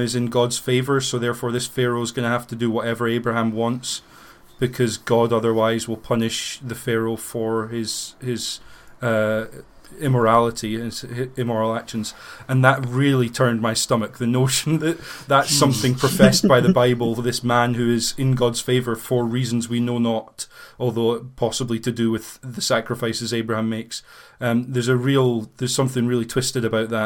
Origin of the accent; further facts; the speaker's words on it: United Kingdom; growing up in Britain